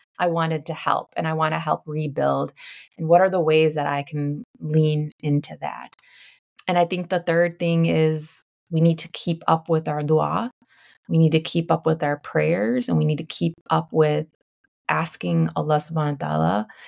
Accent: United States; we have to be, as Americans, as American citizens, we need to be exercising our voice and our right to vote

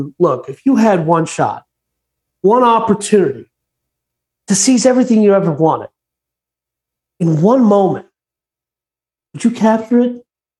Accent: St. Paul, Minnesota, United States; moved away; my former hometown of Minneapolis, technically I'm from St. Paul, shout out to the 651

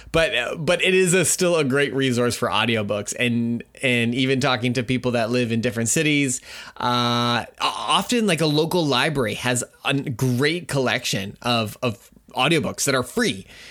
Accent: Canada; I'm Canadian

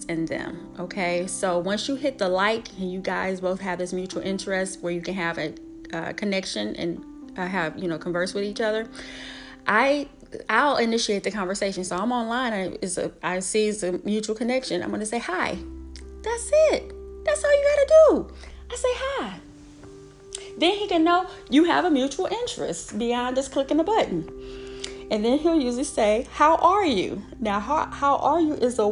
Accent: Illinois, United States; moved away as an adult; now in Atlanta, United States; I'm raised as a Midwest girl. I am from Illinois

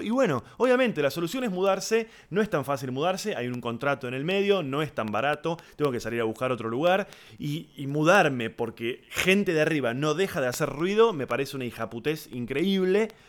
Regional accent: Argentina; los que somos de Argentina, Uruguay, Chile

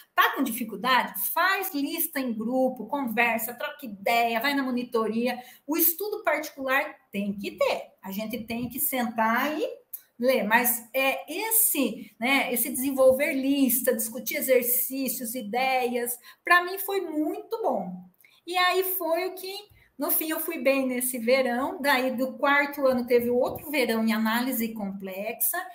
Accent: Piracicaba, São Paulo, Brazil; accent: caipira (puxar o R); also born or lived in Rio Claro; eu sou de Piracicaba, nasci aqui, minha família toda daqui, ah, o meu marido, a família dele também toda daqui, então nossos nossos parentes, né, amigos, cresci, estudei nessa cidade

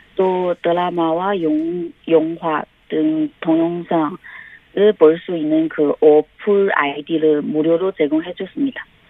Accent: China; Korean is a second language; moved away as an adult; now in Incheon, South Korea; 인천대학교 한국어교육학과 중국 유학생입니다. 예, 저는 2015년에 한국에 왔으니 지금까지 한국에 온 지 5년 되었습니다.

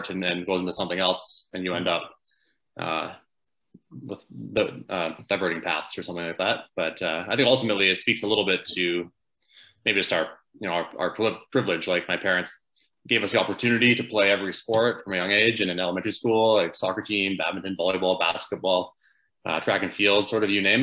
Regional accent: Fort St. John, British Columbia, Canada; also born or lived in Chetwynd, British Columbia; I was born in Chetwynd, BC. And I'm known as being from Fort St. John because I moved there when I was four and that was the club I grew up

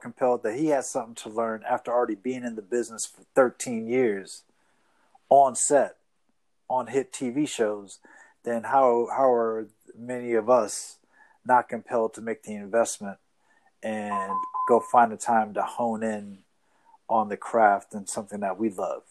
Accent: Boston, Massachusetts, United States; I grew up in Boston

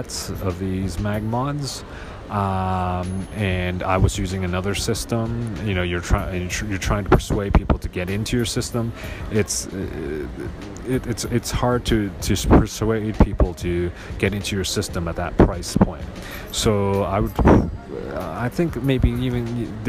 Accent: Hong Kong; I'm from Hong Kong

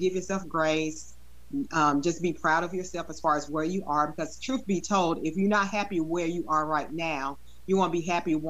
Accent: Memphis, Tennessee, United States; growing up in Memphis, we're all about barbecue

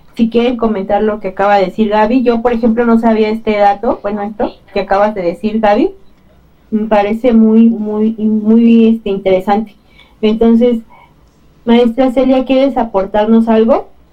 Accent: Mexico; caracteriza también a México, a nuestro país

